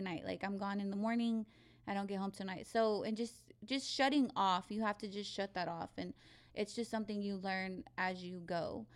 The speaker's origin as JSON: {"language": "English", "town": "Abilene", "region": "Texas", "country": "United States", "moved": "as an adult", "lives_now": "San Antonio, United States", "said": "I'm from Abilene. I'm not from San Antonio"}